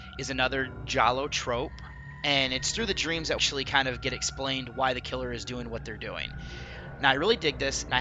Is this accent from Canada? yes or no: no; United States; I'm, of course, looking at this as American